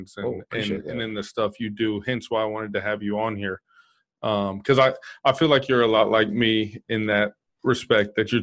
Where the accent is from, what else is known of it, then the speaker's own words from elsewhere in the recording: Dallas, Texas, United States; me being from Dallas